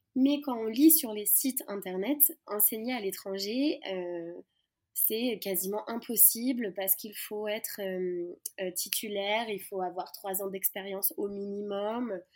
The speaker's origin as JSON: {"language": "French", "region": "western France", "country": "France", "moved": "as an adult", "lives_now": "Madagascar", "said": "je viens de l'ouest de la France. j'ai grandi en voyageant, surtout en Europe, depuis mes 3 ans"}